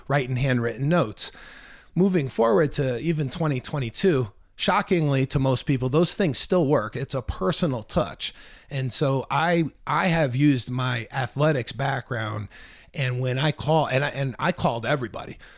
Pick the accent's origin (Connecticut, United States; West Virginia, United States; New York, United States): Connecticut, United States; Milford; moved away as an adult; I was born and raised in Connecticut, in particular Milford, Connecticut.